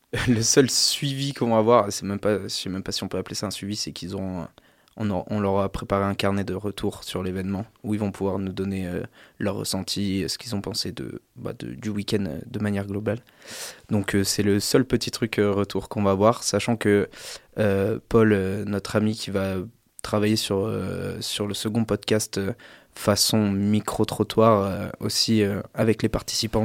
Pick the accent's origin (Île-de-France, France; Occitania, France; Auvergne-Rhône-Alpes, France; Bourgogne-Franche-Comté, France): Auvergne-Rhône-Alpes, France; Ardèche and Grésivaudan, near Grenoble; J'ai grandi, comme Louis, entre l'Ardèche et le Grésivaudan, à côté de Grenoble.